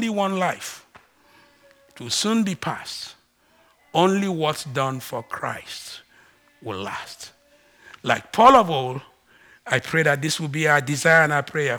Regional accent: Ibibio, Akwa Ibom, Nigeria; first language Ibibio; English is a second language; moved away; English is not my first language. BBO is

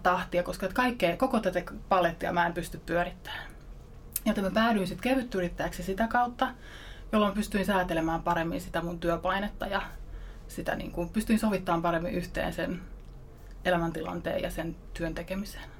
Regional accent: Ostrobothnia, Finland; Mä oon pohjalaisesta yrittäjäperheestä kotoisin.

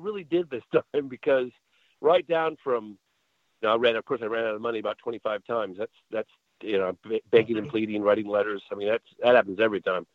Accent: England, United Kingdom; I was born in England as well

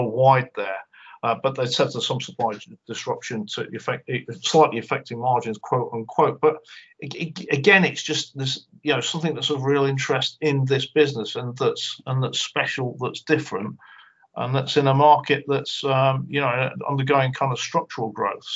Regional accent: just south of Glasgow, Scotland, United Kingdom; moved away; also born or lived in Cheshire; I was born in Cheshire and I was brought up just south of Glasgow

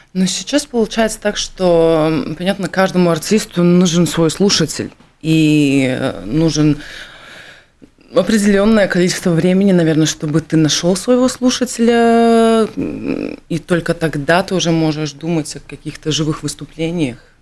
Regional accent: Latvia; Russian is a second language; я, э, украинская латышка

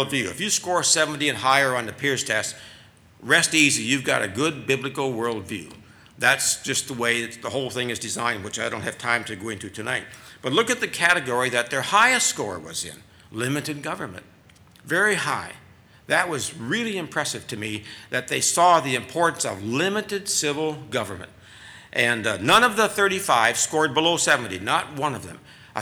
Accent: Minnesota, United States; my home state of Minnesota

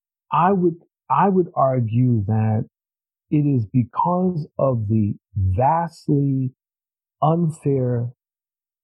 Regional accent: New York, United States; I'm from New York

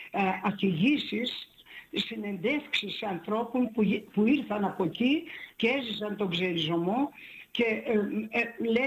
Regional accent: Thessaly, Greece; Εγώ είμαι Θεσσαλή.

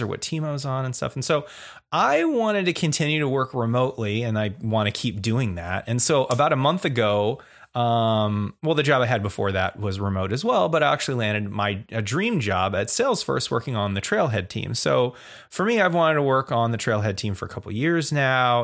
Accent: Oregon, United States; I'm from Oregon

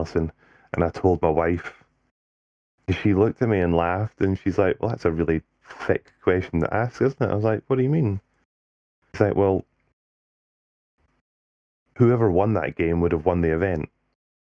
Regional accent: Scotland, United Kingdom; I stood down as the Scottish captain

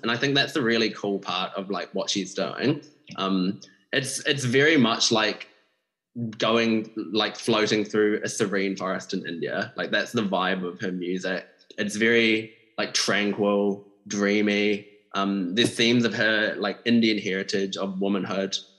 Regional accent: New Zealand; someone from a Malaysian like background myself, growing up in New Zealand

